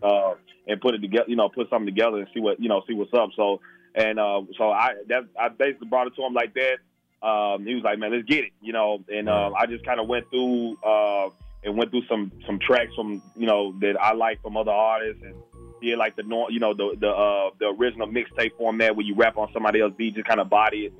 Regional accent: Memphis, Tennessee, United States; also born or lived in Alexandria, Virginia; I'm from Memphis, Tennessee. Um, I, w- I was born in uh, Alexandria, Virginia, but I moved to Memphis when I was like ten, going through eleven.

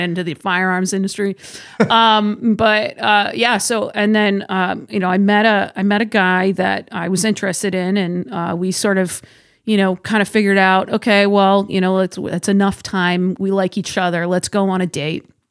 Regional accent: Massachusetts, United States; moved away; I'm originally from Massachusetts

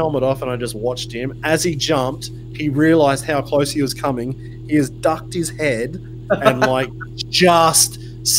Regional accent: Australia; now in Germany; as an Australian

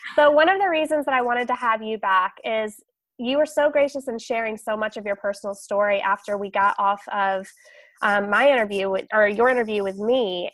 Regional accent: the South, United States; also born or lived in San Antonio, Texas; a southern girl like me who didn't grow up with a lot of snow

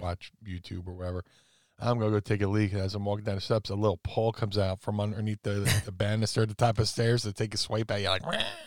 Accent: Philadelphia, Pennsylvania, United States; we're both from the Philly area

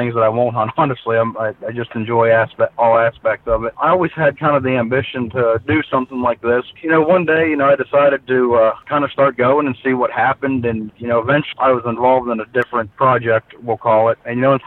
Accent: Pennsylvania, United States; growing up in Pennsylvania, hunting was just a part of life

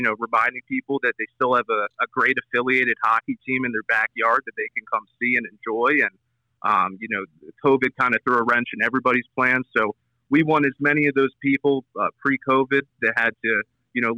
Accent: Doylestown, Pennsylvania, United States; moved away as an adult; also born or lived in Bowling Green, Ohio; now in Utah, United States; I grew up in the Philly area, a suburb of Philly named Doylestown

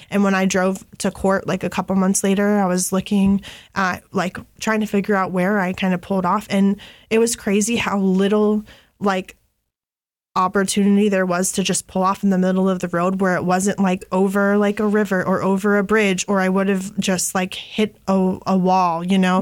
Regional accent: Grandview Heights, Ohio, United States; I'm from Grandview, and Grandview's right by the hilltop. It's not far from Franklinton

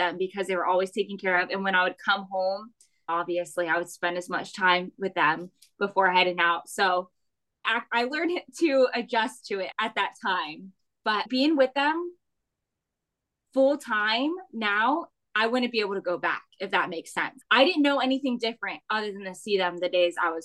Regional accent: Florida, United States; moved away as an adult; also born or lived in Miami, Florida; now in South Carolina, United States; I grew up in Florida and we moved to South Carolina in 2021

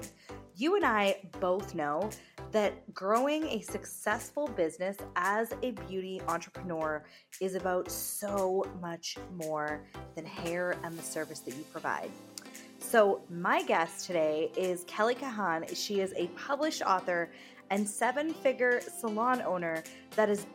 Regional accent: England, United Kingdom; I'm from England

